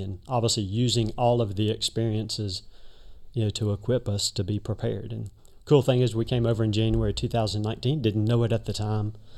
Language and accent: English; Birmingham, Alabama, United States; moved away; Originally, I'm from Birmingham, Alabama